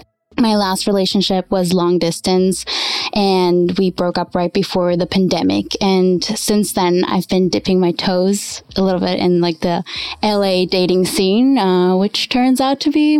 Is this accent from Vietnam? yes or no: no; Switzerland; moved away as an adult; also born or lived in Cancun, Mexico; now in Los Angeles, United States; I just turned 28 last week. I was born in Cancun, Mexico, and then I grew up in Switzerland. I came to Los Angeles about 4 years ago for acting